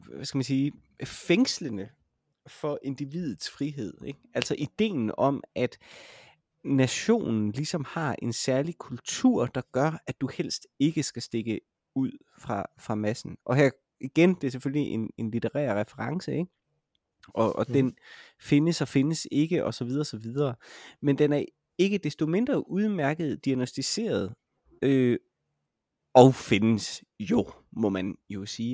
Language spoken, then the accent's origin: Danish; Denmark; jeg er dansker